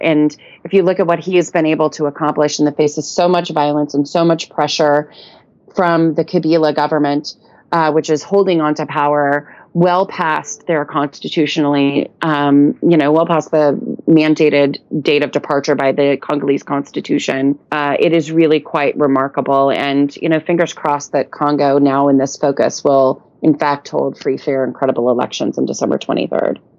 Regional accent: United States; as an American woman

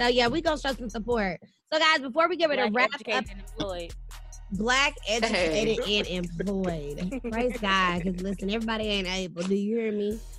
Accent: Dallas, Texas, United States; moved away; also born or lived in Lancaster, Texas; I'm from Dallas, Texas. I came to Lancaster, Texas, my eighth grade year. Moved out of Lancaster my senior year, but still went to Lancaster High School.

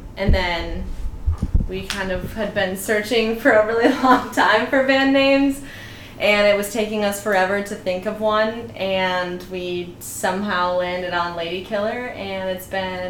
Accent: Green Bay, Wisconsin, United States; moved away; I'm from Green Bay, Wisconsin.

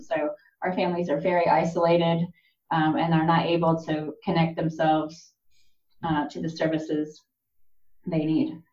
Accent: Lawrence, Kansas, United States; moved away as an adult; also born or lived in South Africa / Chicago; now in Oklahoma, United States; I was born in South Africa and um, my siblings went to an American school there. By the time I was four, we moved back to the States and um, I spent most of my life in Lawrence, Kansas

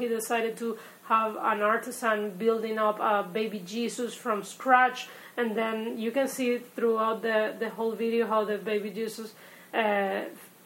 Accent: Caracas, Capital District, Venezuela; moved away as an adult; now in United States; my hometown Caracas

